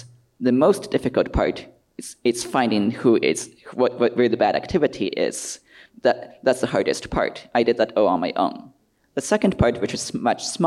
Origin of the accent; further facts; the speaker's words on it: United States; I'm an American who flew in from California.